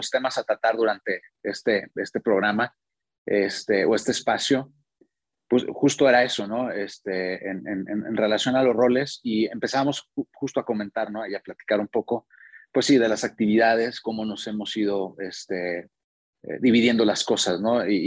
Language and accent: Spanish; Monterrey, Nuevo León, Mexico; moved away as an adult; now in Querétaro, Mexico; ahora vivimos en Querétaro desde hace, desde hace un tiempo, pero bueno, venimos de Monterrey y fue por, mi trabajo, ¿no?